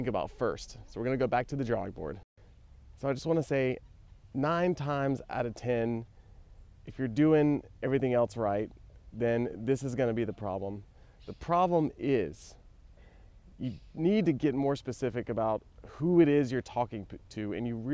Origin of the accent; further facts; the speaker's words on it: United States; now in Barcelona, Spain; as an American